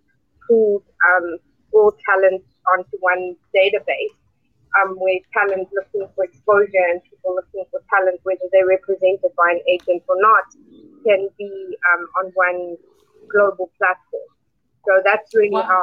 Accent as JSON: {"language": "English", "country": "South Africa", "tie": "born or raised there", "also_born_or_lived": "Cape Town", "said": "I grew up in South Africa, which you may or may not know. Grew up in a very diverse culture, in South Africa"}